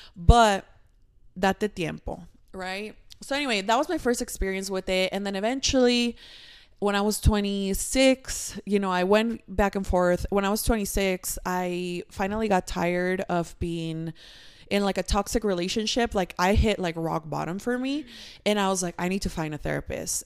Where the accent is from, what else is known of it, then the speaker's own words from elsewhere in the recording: Mexico; moved away; when I was little, I grew up in Mexico